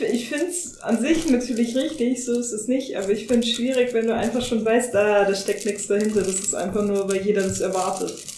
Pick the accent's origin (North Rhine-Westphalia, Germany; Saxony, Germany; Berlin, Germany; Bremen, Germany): Bremen, Germany; now in Bavaria, Germany; ich komm aus Bremen und wohne in Bayern